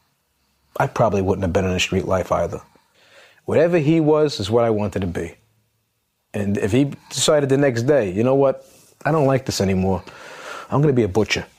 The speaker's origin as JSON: {"language": "English", "town": "New York City", "region": "New York", "country": "United States", "tie": "born or raised there", "said": "I'm from Howard Beach."}